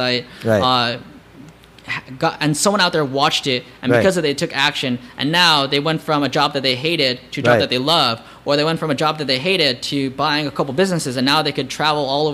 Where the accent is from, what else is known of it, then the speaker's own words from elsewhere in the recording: United States; growing up in America, I didn't feel very attractive being Asian